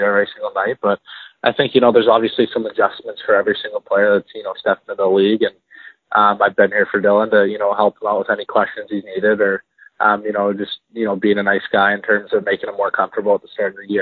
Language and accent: English; Airdrie, Alberta, Canada; also born or lived in Kelowna, British Columbia / Calgary, Alberta; now in Edmonton, Canada; so I'm from Airdrie, Alberta. I grew up there until I was about 13, summer of 13